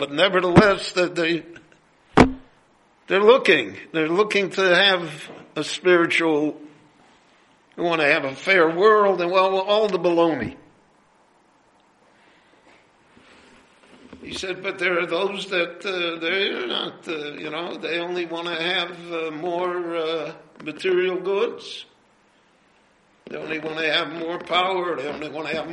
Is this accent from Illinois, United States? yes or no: yes; Chicago, Illinois, United States; moved away as an adult; now in Jerusalem, Israel; when I grew up in Chicago, there was a big... large, vocal Jewish Communist Party